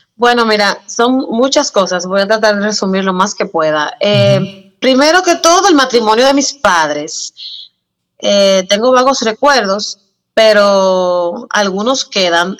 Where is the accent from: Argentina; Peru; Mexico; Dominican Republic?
Dominican Republic; San Cristóbal; Yo nací en San Cristóbal, aquí en la República Dominicana